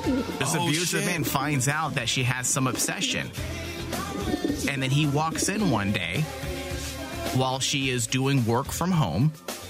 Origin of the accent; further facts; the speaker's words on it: New York, United States; I'm from New York. This is what we did.